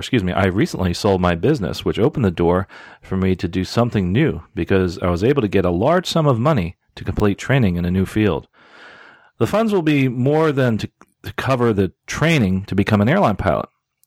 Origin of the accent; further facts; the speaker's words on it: Charlotte, North Carolina, United States; live in my hometown of Charlotte, North Carolina.